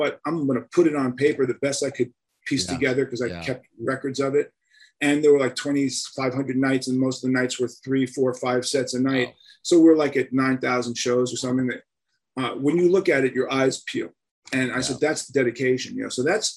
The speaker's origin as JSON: {"language": "English", "town": "New York City", "region": "New York", "country": "United States", "tie": "born or raised there", "said": "growing up in Manhattan in the 60s"}